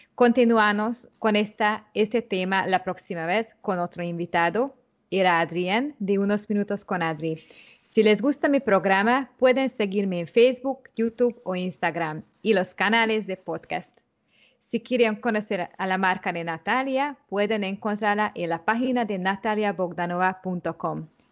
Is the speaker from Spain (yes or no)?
no; Hungary; Spanish is a second language; now in Panama; soy húngara